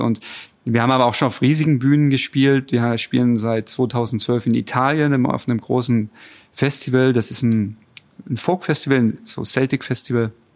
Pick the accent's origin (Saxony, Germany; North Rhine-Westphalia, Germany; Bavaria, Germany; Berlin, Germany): Saxony, Germany; Chemnitz; also born or lived in Rhine-Main area, Hesse; now in Dresden, Germany; Ich stamme ursprünglich aus Chemnitz, bei Chemnitz und äh, bin dann irgendwann nach Hessen gezogen und dann nach Dresden